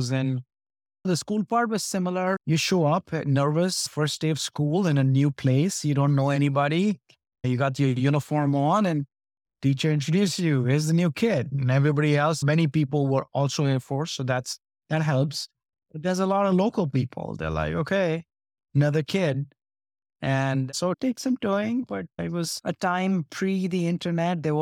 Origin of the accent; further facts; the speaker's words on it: Delhi, India; born there; Yeah, I was born in Delhi, uh, in the military hospital in Delhi.